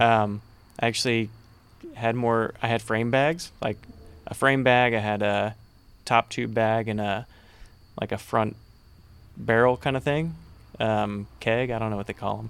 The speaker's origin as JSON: {"language": "English", "town": "Conroe", "region": "Texas", "country": "United States", "said": "I'm from Conroe."}